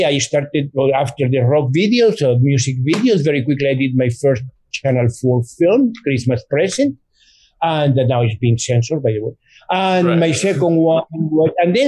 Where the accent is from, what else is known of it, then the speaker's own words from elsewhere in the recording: Mexico; moved away as an adult; also born or lived in Italy / England; now in United States; I'm Mexican. I was born in Mexico, but I emigrated. I left Mexico many years ago and I went to Europe.